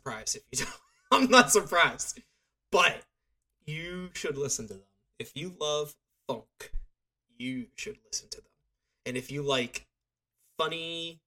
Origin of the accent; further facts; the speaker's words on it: Erie, Pennsylvania, United States; I'm from Erie